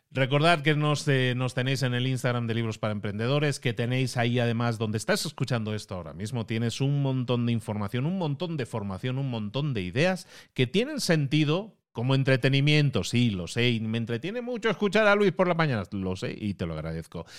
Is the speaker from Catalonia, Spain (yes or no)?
yes; Barcelona, Catalonia, Spain; Barcelona, de donde yo soy